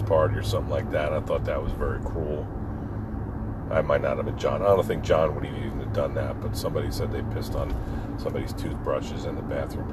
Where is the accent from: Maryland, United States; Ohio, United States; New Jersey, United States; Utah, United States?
New Jersey, United States; Pine Barrens; our gang growing up in the Pine Barrens together, you know, surfing down LBI, terrorizing the shore